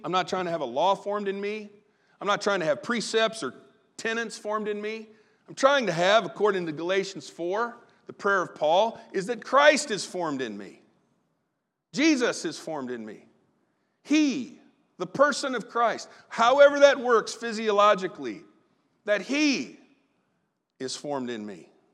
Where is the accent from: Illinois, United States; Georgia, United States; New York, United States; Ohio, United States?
Illinois, United States; Southern; good old boy, Southern Illinois self.